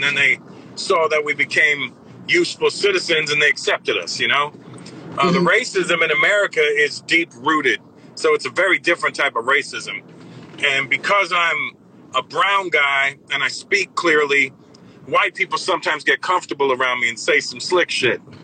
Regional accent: Brampton, Ontario, Canada; growing up uh, in in Canada in Toronto, Brampton, my hometown specifically

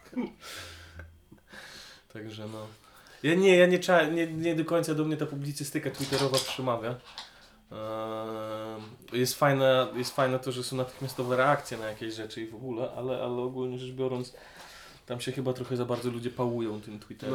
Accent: Grudziądz, Kuyavian-Pomeranian Voivodeship, Poland; moved away; also born or lived in Poznań; ja nie pochodzę z Grudziądza, nie wstydzę się swojego pochodzenia. Zdaję sobie sprawy z wad tego miasta

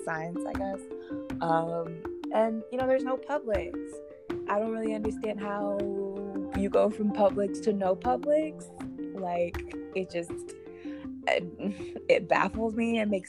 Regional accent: Florida, United States; You know, I love my home state, and I'm a proud Floridian to the day I die, no matter how crazy our state is.

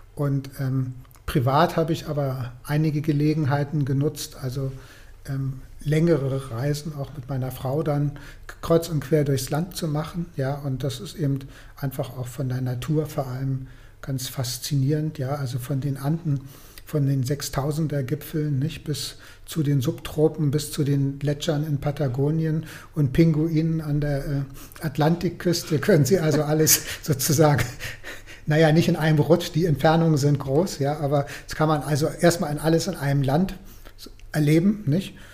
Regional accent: Germany; aus Deutschland

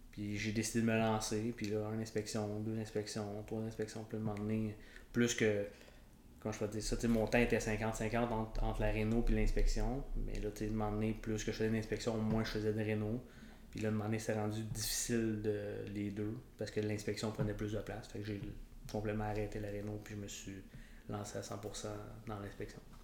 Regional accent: Rivière-Rouge, Quebec, Canada; moi, je viens du, coin de Rivière-Rouge, Tremblant

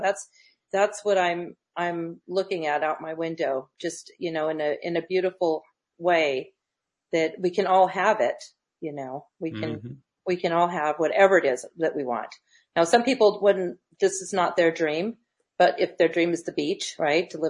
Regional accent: Loma Linda, California, United States; also born or lived in Redlands; I was raised in Loma Linda, San Bernardino, Inland Empire

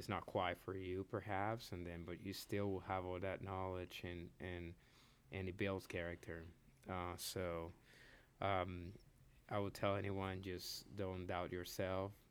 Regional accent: Puerto Rico; also born or lived in Dominican Republic / Florida / Nashville; now in Lexington, United States; I was born in the Dominican Republic. I grew up in Puerto Rico, but then from there moved to Florida.

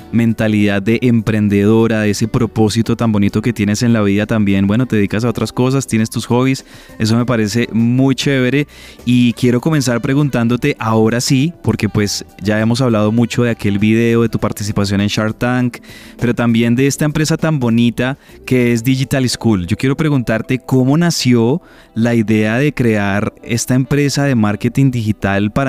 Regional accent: Colombia; una niña que nos hace sentir orgullosos como colombianos

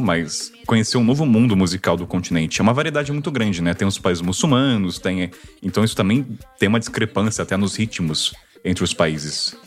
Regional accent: Brazil

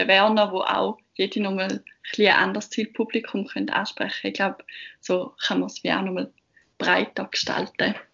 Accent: Eastern Switzerland, Switzerland; now in Bern, Switzerland; ich bin 22 und wie man wahrscheinlich ziemlich schnell gehört, komme ich ursprünglich aus der Ostschweiz und bin für mein Studium auf Bern gekommen.

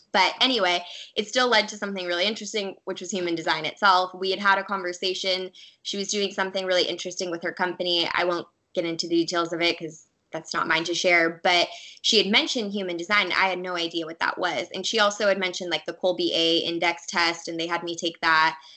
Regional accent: Orange County, California, United States; I grew up in Orange County, California

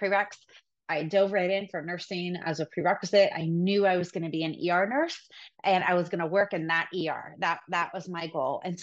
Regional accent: Sacramento, California, United States; The first hospital I worked at was the hospital I was born at in Sacramento

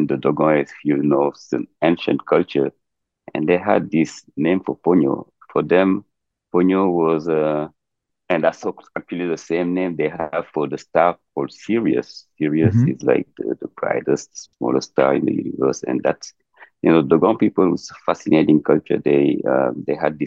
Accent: Dakar, Senegal; moved away; also born or lived in Casamance; I'm born and raised in Dakar

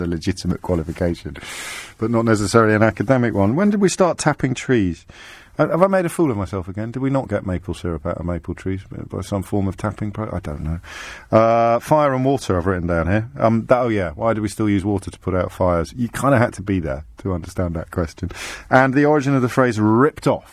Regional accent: Kidderminster, West Midlands, United Kingdom; my hometown

